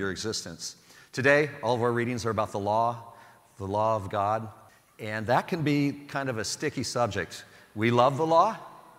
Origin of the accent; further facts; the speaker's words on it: Sublimity, Oregon, United States; I grew up in Sublimity, Oregon